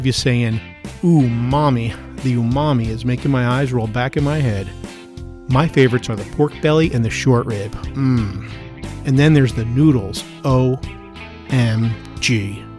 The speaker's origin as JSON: {"language": "English", "region": "New Jersey", "country": "United States", "also_born_or_lived": "Florida", "moved": "yes", "lives_now": "St. Petersburg, United States", "said": "I'm from New Jersey, exit 9."}